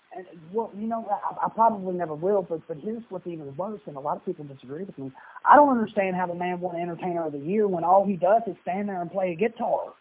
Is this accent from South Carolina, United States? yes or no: no; Louisville, Kentucky, United States; moved away as an adult; also born or lived in Dallas, Texas; I spent four years in Dallas uh, Texas, and then um, uh, in 1984, my mom and me moved to Louisville, Kentucky